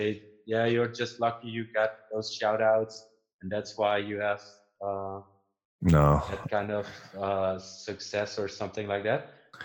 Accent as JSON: {"language": "English", "country": "Netherlands", "second_language": "English", "said": "I'm from the Netherlands"}